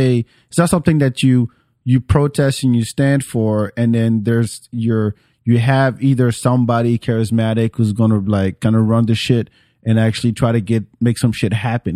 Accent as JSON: {"language": "English", "country": "France", "moved": "yes", "lives_now": "Atlanta, United States", "said": "I'm from France"}